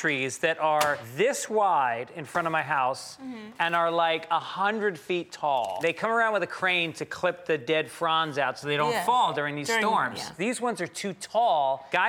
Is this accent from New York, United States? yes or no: yes; Tarrytown, New York, United States; I grew up in Tarrytown, New York.